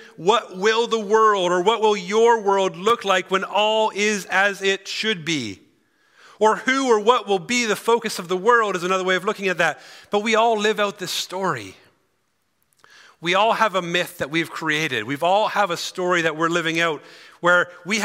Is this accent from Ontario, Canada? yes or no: no; Cochrane, Alberta, Canada; I'm from Cochrane originally